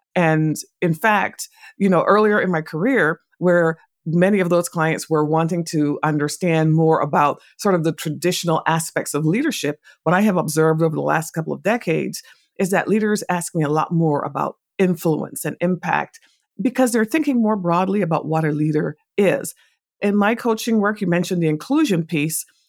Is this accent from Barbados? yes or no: yes; Barbados; moved away; also born or lived in England; I was born in England, but I grew up in a Caribbean island called Barbados